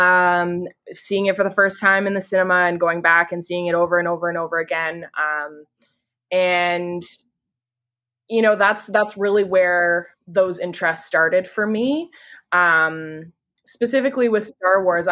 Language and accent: English; Canada; I'm from Canada. I live in Ontario